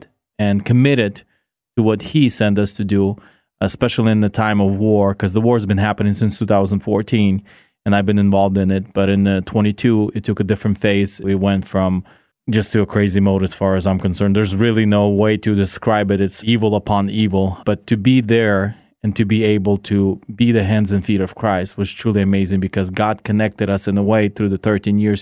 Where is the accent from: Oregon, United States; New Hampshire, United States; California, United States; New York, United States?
California, United States; moved away as an adult; also born or lived in Kyiv region, Ukraine / Seattle, United States; now in Ukraine; My parents moved to California when I was 9 years old. I grew up in California